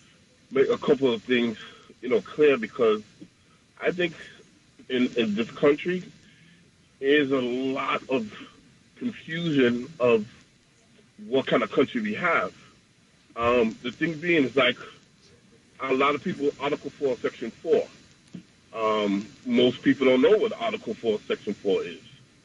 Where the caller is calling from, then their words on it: Queens, New York, United States; I'm from Queens.